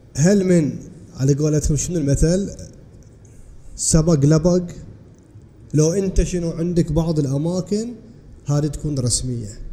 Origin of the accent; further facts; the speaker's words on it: Bahrain; عندنا في البحرين